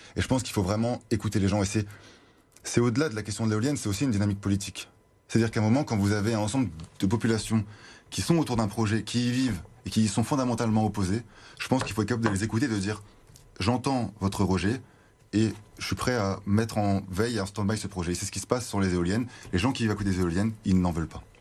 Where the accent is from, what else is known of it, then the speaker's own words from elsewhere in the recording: Lille, Hauts-de-France, France; Je suis un Lillois, j'étais au collège, au lycée à Lille, étudiant euh, à Lille. J'y habite maintenant